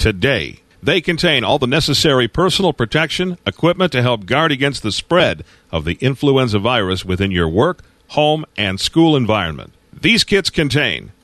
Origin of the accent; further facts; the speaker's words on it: Detroit, Michigan, United States; moved away; I'm originally from Detroit